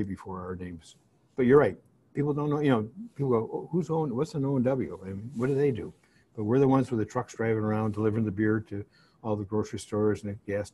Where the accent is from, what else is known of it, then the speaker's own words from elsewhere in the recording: Ann Arbor, Michigan, United States; We grew up on Shadford at the top of the hill, and we played football as kids in the backyard all day long. And with the wind was blowing right, we could hear the Michigan Marching Band practicing